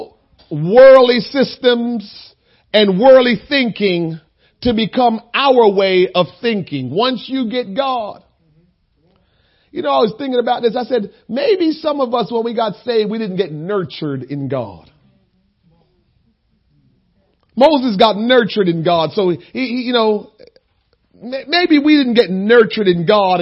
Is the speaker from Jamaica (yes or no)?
yes; Jamaica; moved away; being a Jamaican